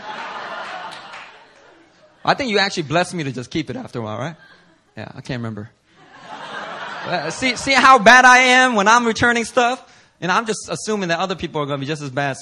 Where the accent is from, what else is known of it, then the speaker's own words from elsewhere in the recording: Philadelphia, Pennsylvania, United States; a young middle schooler growing up in Philly